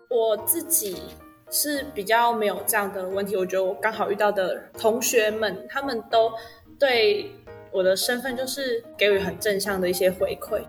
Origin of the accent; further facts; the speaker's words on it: New Taipei, Taiwan; moved away as an adult; now in Taichung, Taiwan; 虽然说我是新北人，但我高中都是在台北念书，然后大学又到台中